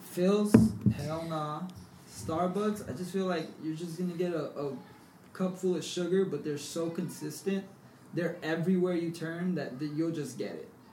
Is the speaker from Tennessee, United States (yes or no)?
no; South San Francisco, California, United States; now in San Francisco, United States; I grew up in South San Francisco